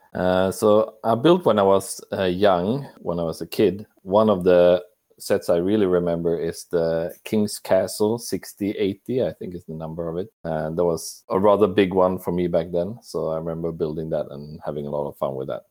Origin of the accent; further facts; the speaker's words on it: Sweden; I'm from Sweden